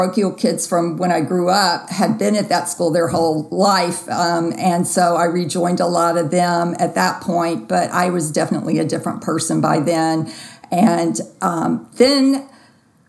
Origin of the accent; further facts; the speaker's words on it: Jackson, Mississippi, United States; grew up in Jackson and went to high school